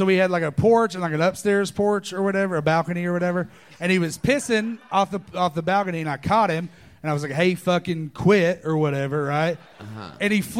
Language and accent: English; Knoxville, Tennessee, United States; moved away as an adult; now in Austin, United States; Knoxville, Tennessee.